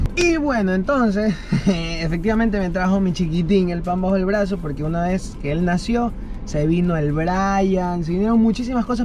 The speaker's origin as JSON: {"language": "Spanish", "country": "Ecuador", "tie": "born or raised there", "also_born_or_lived": "United States", "said": "yo nací en Estados Unidos y cuando tenía un año de edad, ahí me trajeron mis papás"}